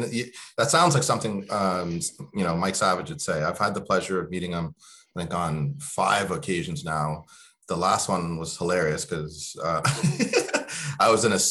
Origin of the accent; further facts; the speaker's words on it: Kenya; now in Halifax, Canada; You know, I came from Kenya and, you know, I was very scared coming here.